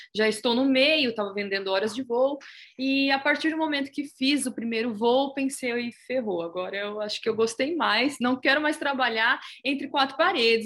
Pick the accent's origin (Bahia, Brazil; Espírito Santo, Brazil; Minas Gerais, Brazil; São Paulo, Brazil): São Paulo, Brazil; Itápolis; Eu sou de Itapos, eu sou itapolitana